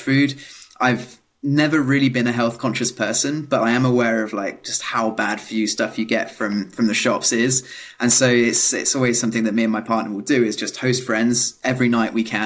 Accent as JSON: {"language": "English", "town": "Milton Keynes", "region": "South East England", "country": "United Kingdom", "tie": "born or raised there", "accent": "British", "said": "I grew up in a small village in the countryside in Milton Keynes, which is not the most glamorous of places"}